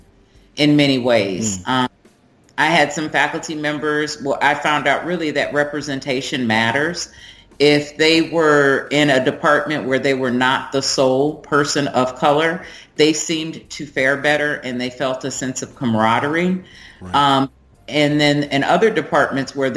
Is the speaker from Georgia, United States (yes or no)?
no; Milwaukee, Wisconsin, United States; moved away as an adult; also born or lived in Richmond, Virginia / Germany; I'm originally from Milwaukee, Wisconsin, and I'm the product of an interracial marriage